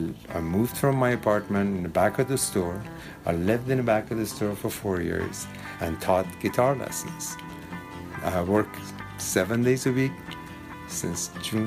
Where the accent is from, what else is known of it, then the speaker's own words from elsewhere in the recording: Iran; moved away as an adult; now in San Francisco, United States; I came from Iran. I heard about this place in 1969. And I hitchhiked from Iran to come here.